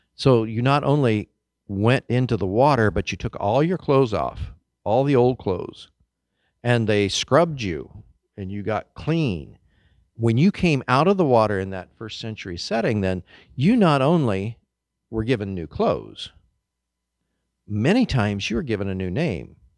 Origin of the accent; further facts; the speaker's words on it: Kansas, United States; moved away; I grew up in Kansas